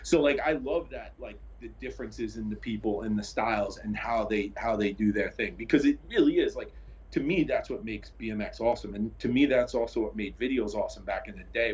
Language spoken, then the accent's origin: English; New York City, New York, United States; I grew up in Brooklyn, New York